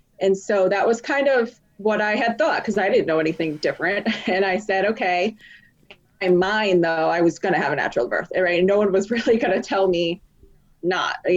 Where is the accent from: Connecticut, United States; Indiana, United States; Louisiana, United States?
Connecticut, United States; moved away as an adult; also born or lived in Philadelphia; I'm from Connecticut, but we had been living in Philadelphia for about 4 or 5 years prior